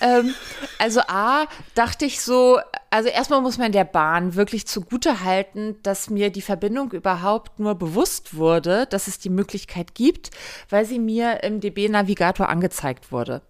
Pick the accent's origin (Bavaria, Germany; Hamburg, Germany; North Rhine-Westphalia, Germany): Hamburg, Germany; in Hamburg ist es so, meine Heimatstadt